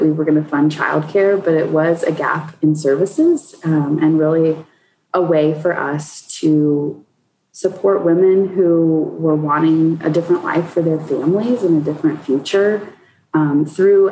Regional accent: Colorado, United States; I born and raised in Colorado

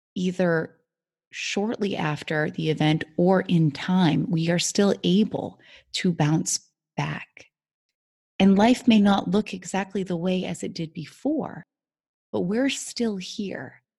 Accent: United States; growing up in America

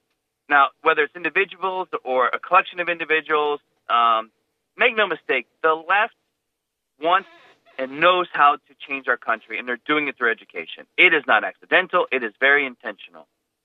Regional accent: United States; I definitely told him I am the America First superintendent because I am an American.

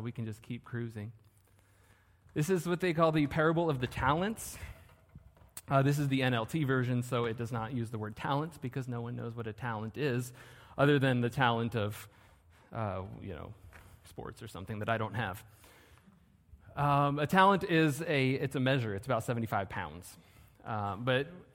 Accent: Southern California, United States; I'm from Southern California.

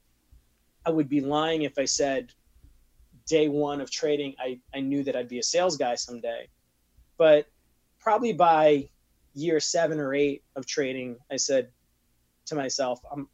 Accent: New York, United States; I am from New York

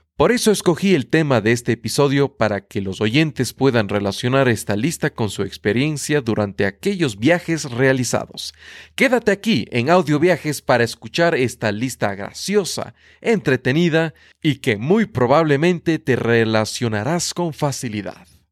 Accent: Ecuador; soy de Ecuador

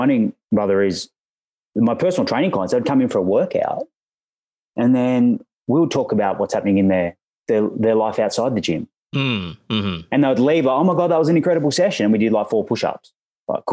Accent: Australia; accent: Australian; I'm an Aussie, as you may hear from the accent.

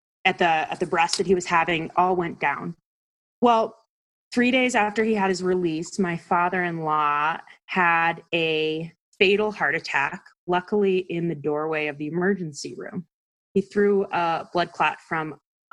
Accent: East Coast, United States; I'm from the East Coast

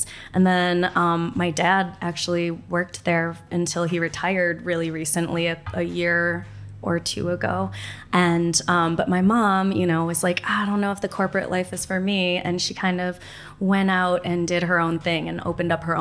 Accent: Minnesota, United States; also born or lived in St. Paul / Woodbury; I'm born and raised in Minnesota. I actually was born in East St. Paul and then via Woodbury and then via Minneapolis

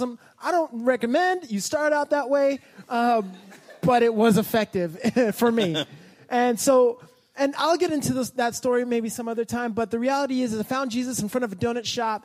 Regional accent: Los Angeles, California, United States; also born or lived in Ohio / Orange County, California; I was born in Ohio, but I only went there to get born, and then I was raised in Southern California in Canoga Park

